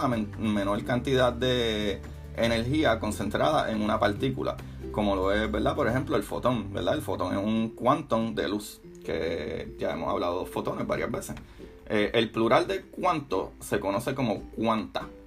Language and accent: Spanish; Puerto Rico; somos básicamente de Norteamérica o por lo menos en Puerto Rico